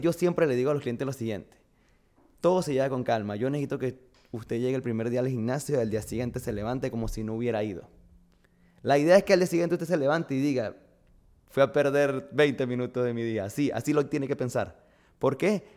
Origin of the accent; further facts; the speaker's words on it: Barquisimeto, Lara, Venezuela; moved away as an adult; also born or lived in Miami, United States / Madrid, Spain; now in Honduras; nací en Barquisimeto, estado Lara. Venezuela